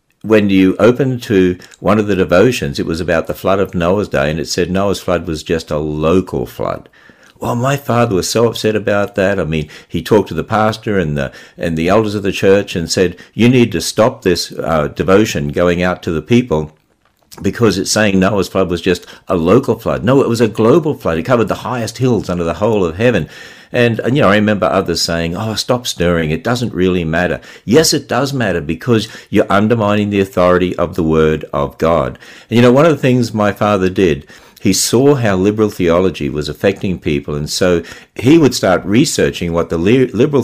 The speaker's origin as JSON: {"language": "English", "region": "Queensland", "country": "Australia", "tie": "born or raised there", "also_born_or_lived": "Cairns / Mount Isa / Gulf Country", "moved": "yes", "lives_now": "United States", "said": "as we were transferred around in the state of Queensland, I mean, I was born in Cairns, which is way up the north"}